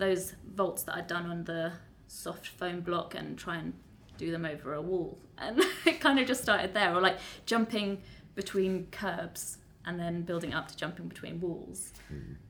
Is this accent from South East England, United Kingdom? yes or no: yes; Windsor, South East England, United Kingdom; I grew up in the UK, in Windsor